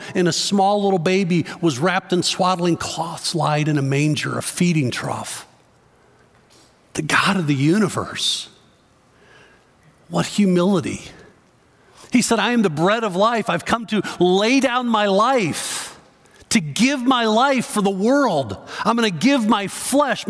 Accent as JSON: {"language": "English", "town": "Waukegan", "region": "Illinois", "country": "United States", "tie": "born or raised there", "said": "I was born in Victory Memorial Hospital in Waukegan, Illinois"}